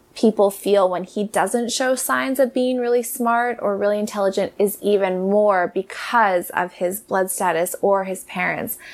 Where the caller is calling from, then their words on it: Cardiff, California, United States; I'm calling from Cardiff in California